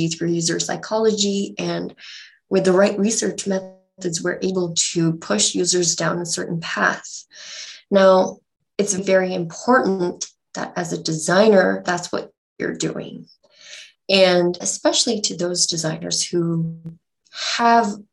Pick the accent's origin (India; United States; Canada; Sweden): India; Bangalore, Karnataka; I'm from Bangalore